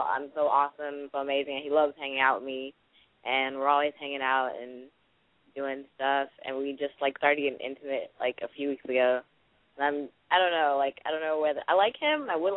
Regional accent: Texas, United States; I'm 21, and I'm from Texas.

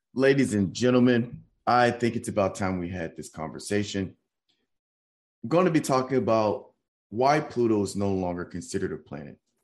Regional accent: Nashville, Tennessee, United States; now in San Antonio, United States; I live in San Antonio and I'm from Nashville

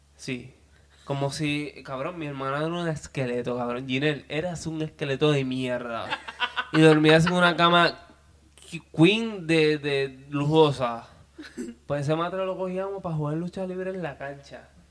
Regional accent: Peñuelas, Puerto Rico; con mi gente de, Río Sol, siempre orgulloso de donde vengo, de la organización Río Sol en Peñola

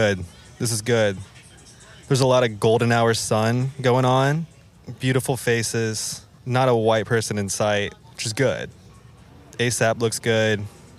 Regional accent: Midwest, United States; now in New York, United States; I'm from the Midwest.

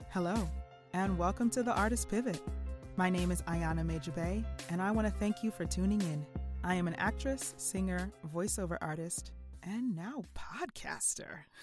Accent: South Orange, New Jersey, United States; also born or lived in Scotland; I was born and raised in South Orange, New Jersey

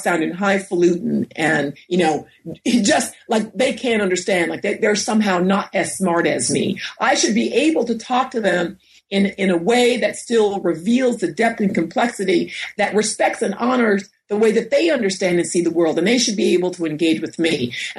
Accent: New York, United States; And I grew up in New York, and we're about 30 minutes outside of the city in Westchester County.

